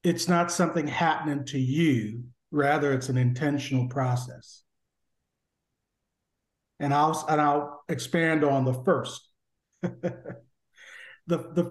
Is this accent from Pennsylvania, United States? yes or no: no; Connecticut, United States; moved away as an adult; now in Washington, D.C., United States; I came originally from Connecticut, and then landed in this area.